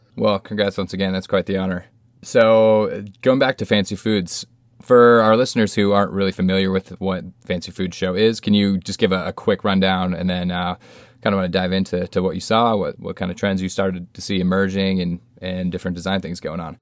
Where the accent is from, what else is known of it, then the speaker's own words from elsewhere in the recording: Colorado, United States; my home state of Colorado